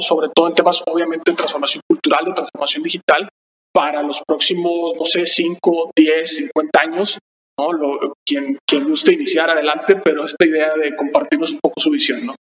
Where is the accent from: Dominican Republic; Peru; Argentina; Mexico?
Mexico; Monterrey, Nuevo León; somos de Monterrey